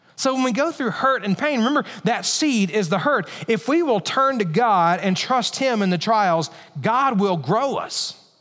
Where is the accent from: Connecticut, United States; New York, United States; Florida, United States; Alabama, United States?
Alabama, United States; I grew up in Alabama